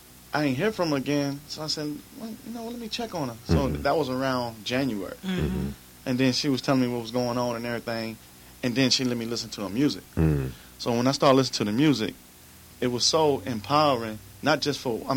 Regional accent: New York, United States; moved away as an adult; also born or lived in North Carolina; now in Los Angeles, United States; I'm from New York.

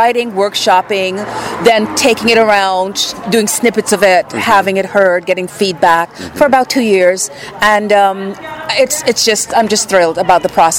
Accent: Guyana; moved away; also born or lived in New York; I went to Guyana. I went back home, my hometown.

